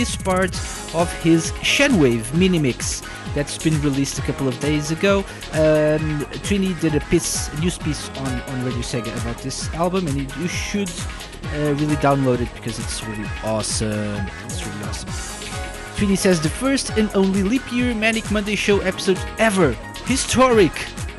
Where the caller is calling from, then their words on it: Portugal; I'm …, I'm live from Portugal